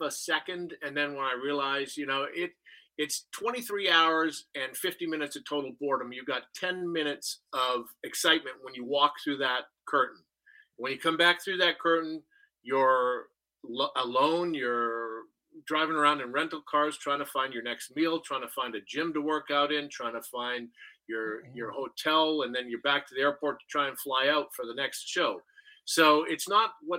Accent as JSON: {"language": "English", "region": "Saskatchewan", "country": "Canada", "tie": "born or raised there", "also_born_or_lived": "Calgary / Los Angeles", "moved": "as an adult", "said": "I'm from Canada, from Saskatchewan"}